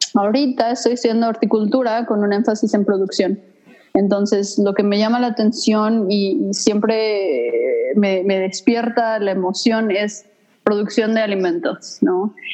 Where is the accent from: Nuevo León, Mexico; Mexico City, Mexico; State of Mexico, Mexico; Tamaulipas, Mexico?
Mexico City, Mexico; moved away as an adult; also born or lived in Cancún; now in Idaho, United States; yo soy chilanga, eh, nací en la Ciudad de México